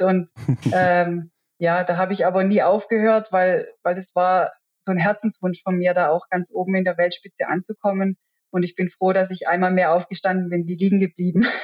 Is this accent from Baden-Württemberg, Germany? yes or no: yes; Wehingen, Baden-Württemberg, Germany; Ich bin ja in Wehingen aufgewachsen